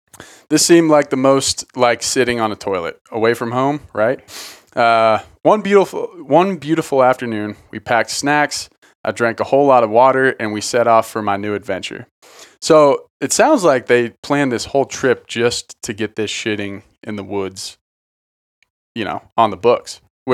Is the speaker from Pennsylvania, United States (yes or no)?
yes; Philadelphia, Pennsylvania, United States; I grew up in Philly and never dropped trow, anywhere but in the privacy of a bathroom.